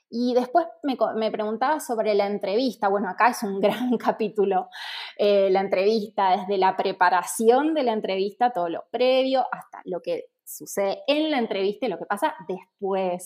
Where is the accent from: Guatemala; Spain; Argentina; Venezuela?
Argentina; moved away as an adult; now in Mexico; soy argentina y vivo en México hace un año